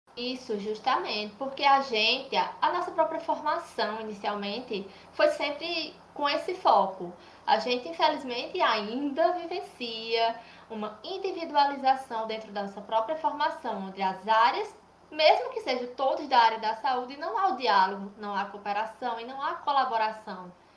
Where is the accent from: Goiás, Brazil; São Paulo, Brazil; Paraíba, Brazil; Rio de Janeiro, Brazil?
Paraíba, Brazil; Cajazeiras; Eu sou de Cajazeiras, Paraíba